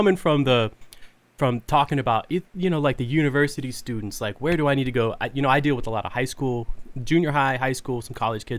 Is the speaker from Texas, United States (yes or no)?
yes; Fort Worth, Texas, United States; I grew up in Texas. I'm from Fort Worth, Texas. I grew up an hour south of the University of North Texas in Denton.